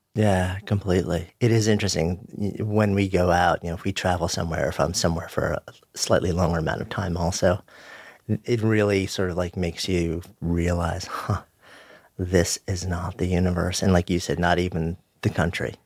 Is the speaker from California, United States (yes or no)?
no; New York City, New York, United States; being a New Yorker, both of us being New Yorkers